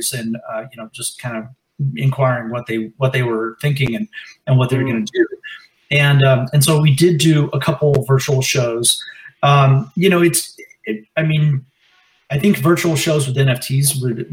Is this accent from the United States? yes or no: yes; Northern California, United States; moved away as an adult; also born or lived in Claremont, California; now in Los Angeles, United States; I'm from Northern California originally. I came down to Claremont for grad school